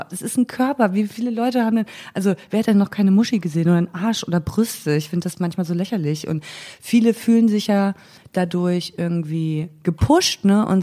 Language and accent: German; East Germany, Germany; ich also bin Ossi.